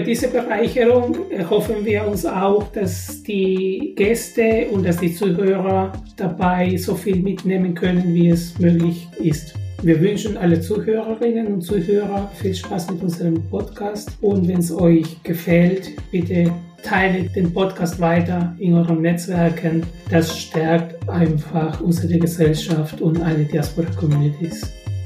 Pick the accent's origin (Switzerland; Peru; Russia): Peru; moved away as an adult; now in Karlsruhe, Germany; Ich bin in Peru geboren und dort meine ersten 20 Jahre gelebt und die letzten 20 in Deutschland